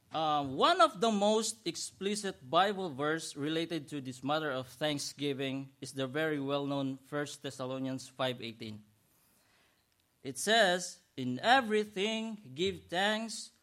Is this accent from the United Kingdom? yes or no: no; Philippines; moved away as an adult; now in United States; I was from Philippines to Hong Kong, then Hong Kong to Dallas, then Dallas to Houston.